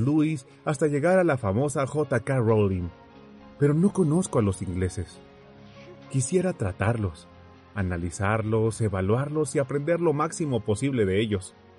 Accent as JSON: {"language": "Spanish", "country": "Mexico", "said": "en mi país, México, casi no hay extranjeros viviendo entre nosotros"}